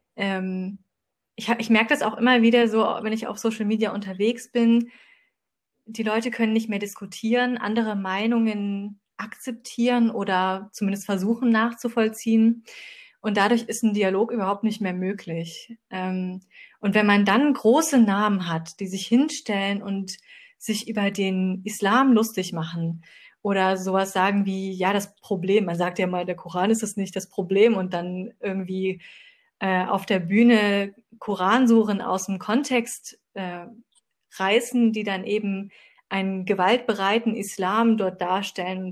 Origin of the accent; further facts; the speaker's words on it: Dresden, Saxony, Germany; ich komme auch aus Dresden